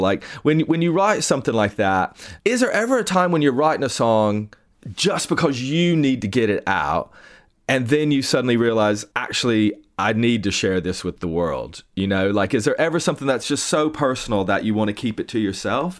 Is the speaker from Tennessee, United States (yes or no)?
yes; East Tennessee, United States; I grew up in East Tennessee